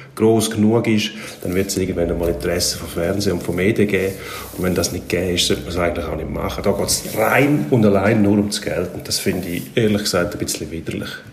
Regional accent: Switzerland; Bei uns in der Schweiz

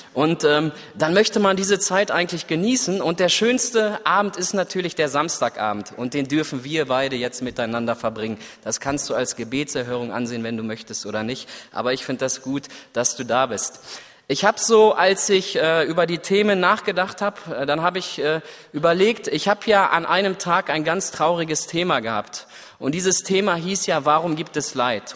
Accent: Germany; Ich als Deutscher

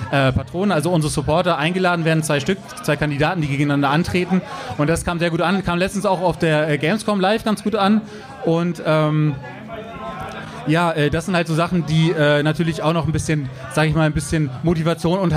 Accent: Bremen, Germany; Ja, ich komme ja hier aus dem Norden. Ich bin ja auch äh, Urbremer quasi.

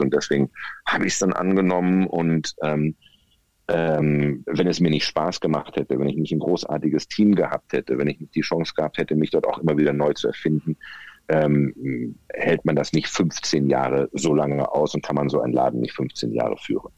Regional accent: Bielefeld, North Rhine-Westphalia, Germany; also born or lived in Ravensburg; Geboren 64 in Ravensburg am Bodensee, aufgewachsen in der ostwestfälischen Metropole Bielefeld, dort zur Schule gegangen

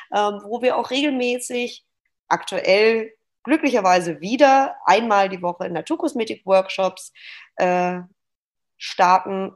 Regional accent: Stuttgart, Baden-Württemberg, Germany; moved away as an adult; now in Hamburg, Germany; ich bin gebürtige Stuttgarterin, lebe seit drei Jahren hier in Hamburg

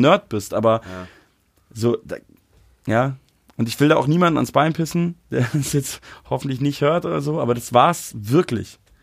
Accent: Munich, Bavaria, Germany; accent: Hochdeutsch; now in Berlin, Germany; ich bin ja Münchner so und rede mhm. Hochdeutsch

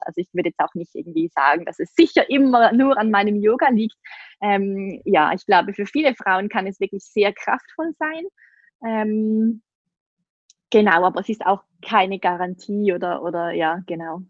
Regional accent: Switzerland; accent: Swiss; Ich komme aus der Schweiz, wie man sicher an meinem Akzent hören kann.

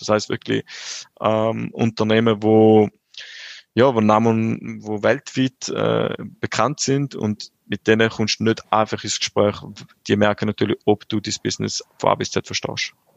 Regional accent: St. Gallen, Switzerland; ich bin vor 32 Jahren in St. Gallen auf die Welt gekommen

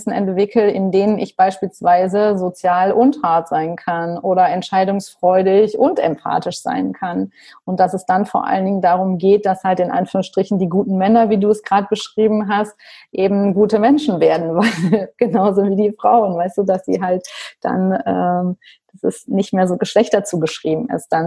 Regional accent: Rhineland, Germany; ich bin auch Rheinländerin

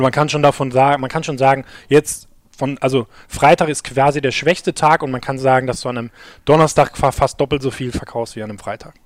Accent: Gelsenkirchen, North Rhine-Westphalia, Germany; wir kommen jetzt alle aus Gelsenkirchen

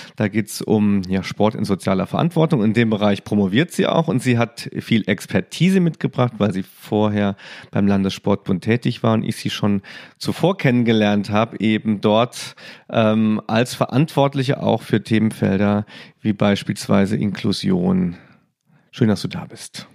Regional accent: Saarland, Germany; als Saarländer

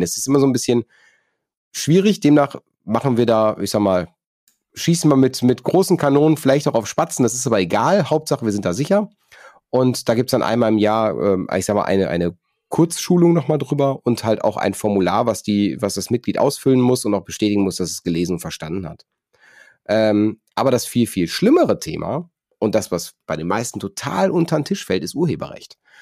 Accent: North Rhine-Westphalia, Germany; ich komme aus, komme aus NRW

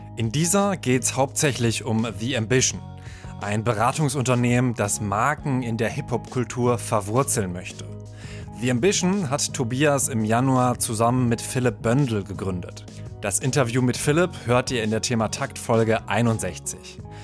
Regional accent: town neighbouring Kamen, North Rhine-Westphalia, Germany; ich komme aus Aalen. Da ist man äh, ein Nachbar.

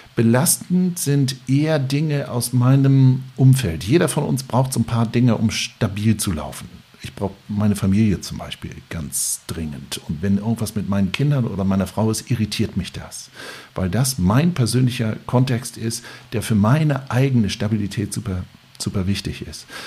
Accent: Lübeck, Schleswig-Holstein, Germany; ich bin Lübecker

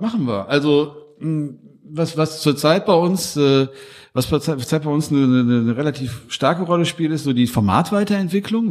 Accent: Duisburg, North Rhine-Westphalia, Germany; Ich komme ja aus Hamburg

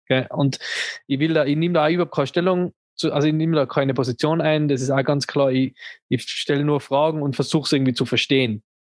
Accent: Tyrol, Austria; als, als Tiroler

